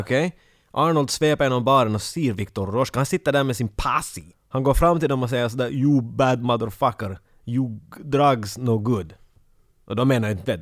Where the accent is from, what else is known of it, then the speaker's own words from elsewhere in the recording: Finland; som en finländare